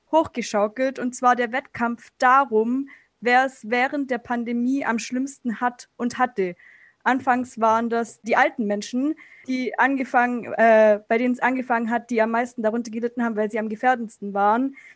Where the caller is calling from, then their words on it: Stuttgart, Baden-Württemberg, Germany; Äh, ich komme aus Stuttgart.